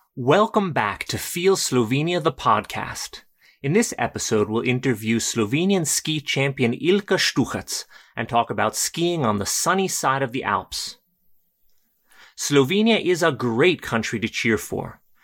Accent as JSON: {"language": "English", "country": "United States", "said": "as an American"}